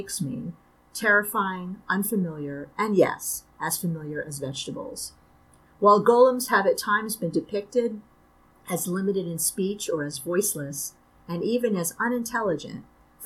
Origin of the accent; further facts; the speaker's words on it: New York City, New York, United States; moved away as an adult; now in Syracuse, United States; I'm from Brooklyn, represent. And I grew up in Brooklyn.